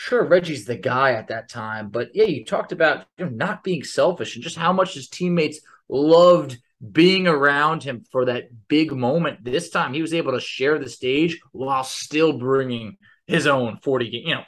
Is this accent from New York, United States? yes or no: yes; New York, United States; growing up in New York